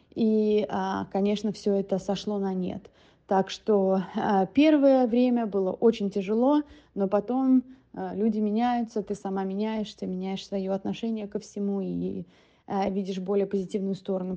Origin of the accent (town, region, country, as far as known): Russia; moved away as an adult; now in United States